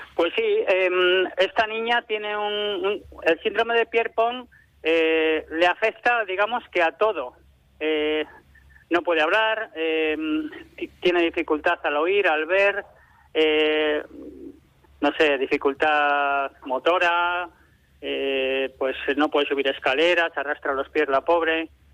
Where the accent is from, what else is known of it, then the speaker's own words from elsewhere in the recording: Quintana de Toranzo, Cantabria, Spain; moved away; mi pueblo, a Quintana de Toranzo